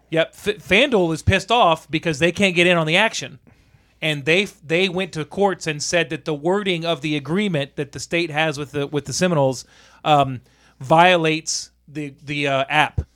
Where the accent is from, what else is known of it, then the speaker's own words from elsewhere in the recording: United States; as an American